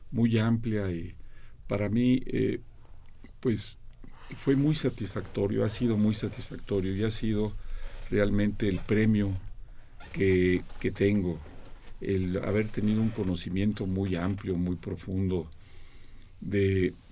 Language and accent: Spanish; Mexico; como periodista mexicano